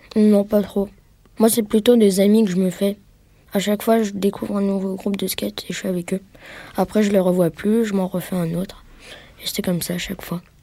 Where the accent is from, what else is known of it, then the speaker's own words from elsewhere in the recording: Bois-Colombes, Île-de-France, France; je viens de Bois-Colombes, c'est près de Paris